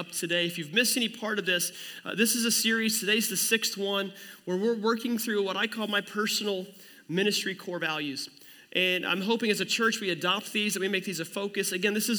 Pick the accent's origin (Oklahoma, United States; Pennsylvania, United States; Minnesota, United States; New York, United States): Oklahoma, United States; near Commerce; we started attending the First Assembly of God Church in Commerce, Oklahoma, which is right next to my hometown